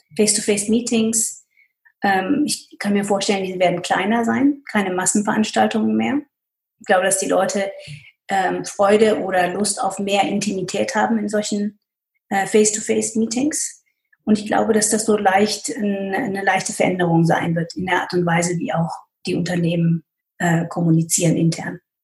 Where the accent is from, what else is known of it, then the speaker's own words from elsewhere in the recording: Pakistan; also born or lived in United States / Münster, Germany / Asia; now in Germany; Ich bin in Pakistan groß geworden